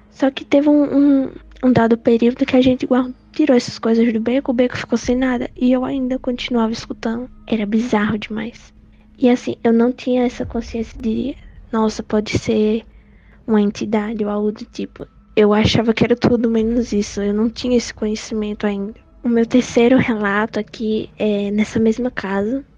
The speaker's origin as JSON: {"language": "Portuguese", "town": "São Bento do Una", "region": "Pernambuco", "country": "Brazil", "said": "eu sou de São Bento do Una, Pernambuco"}